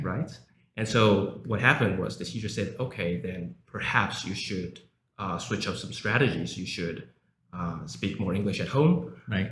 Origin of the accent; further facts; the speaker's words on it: South Africa; English is a second language; now in Taiwan; I was born in South Africa and I came back to Taiwan 15 years ago